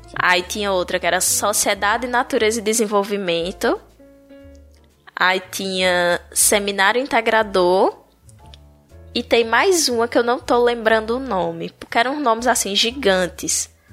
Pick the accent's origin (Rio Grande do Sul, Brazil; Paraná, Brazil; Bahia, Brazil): Bahia, Brazil; Paulo Afonso; moved away as an adult; now in Palmeira dos Índios, Brazil; Eu sou, eu sou baiana, de Paulo Afonso